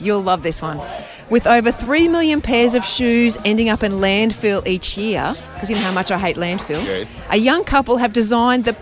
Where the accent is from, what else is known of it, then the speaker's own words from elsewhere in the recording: Mackay, Queensland, Australia; I'm from Mackay